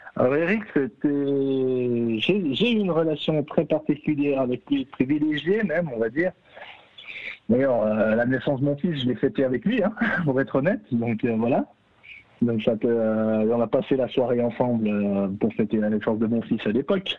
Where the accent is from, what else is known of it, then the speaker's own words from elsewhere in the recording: Jura, Switzerland; en tant que jurassien